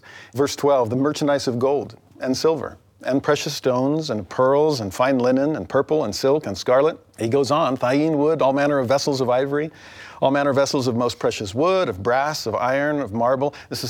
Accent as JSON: {"language": "English", "town": "Los Angeles", "region": "California", "country": "United States", "tie": "born or raised there", "said": "I grew up in Los Angeles"}